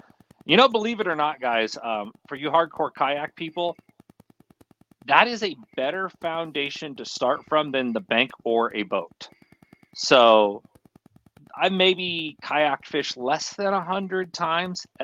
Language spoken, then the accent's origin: English; Fremont, California, United States; I grew up Fremont Union City. This is about 45 minutes south of San Francisco